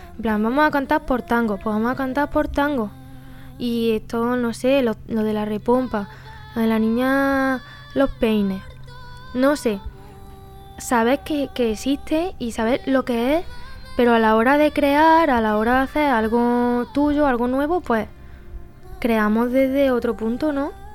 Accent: Pozoblanco, Andalusia, Spain; accent: Andalusian; moved away as an adult; also born or lived in Barcelona; soy de Pozo Blanco

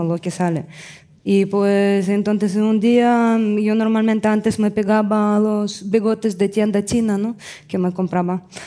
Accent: Russia; moved away; vengo de Rusia

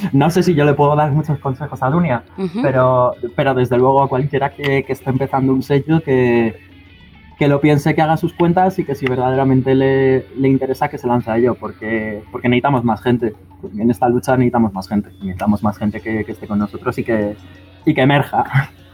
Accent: Madrid, Community of Madrid, Spain; moved away as an adult; now in Valencia, Spain; yo soy madrileño, yo soy madrileño y me he criado toda mi vida en Madrid. Hasta los 18 estuve viviendo en Madrid

